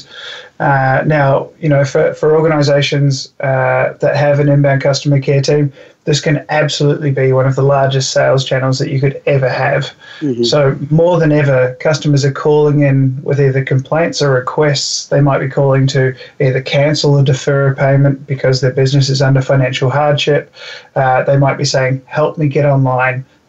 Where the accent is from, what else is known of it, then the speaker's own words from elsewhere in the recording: New Zealand; I'm from New Zealand